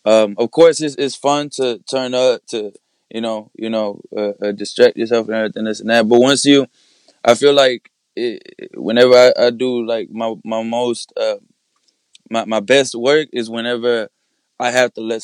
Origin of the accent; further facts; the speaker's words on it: Mexico; I was born in Mexico, so I got my mother's last name and my dad's last name